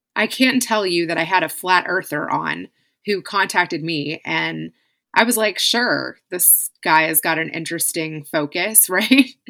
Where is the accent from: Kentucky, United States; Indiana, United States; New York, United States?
Kentucky, United States; moved away; also born or lived in California; I was living in Kentucky. We had moved from California to Kentucky. My husband was moving up the corporate ladder and found a job back in my hometown